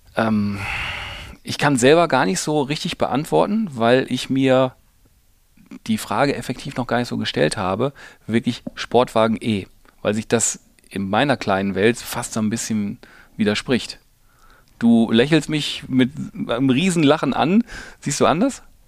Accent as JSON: {"language": "German", "area": "Ruhr area", "region": "North Rhine-Westphalia", "country": "Germany", "said": "ich komme aus dem Ruhrgebiet"}